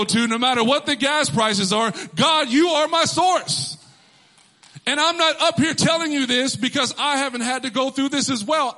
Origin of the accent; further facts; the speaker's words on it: Texas, United States; moved away as an adult; now in Connecticut, United States; I grew up in Texas. I was born and raised there.